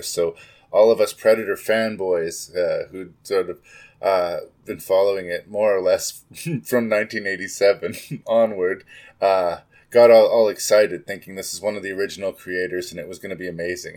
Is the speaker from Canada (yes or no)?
yes; Canada; As a Canadian